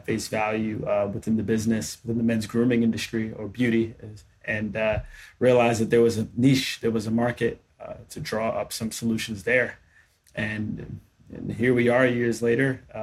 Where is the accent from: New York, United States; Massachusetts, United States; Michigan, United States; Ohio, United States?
New York, United States; New York City; I'm from New York City originally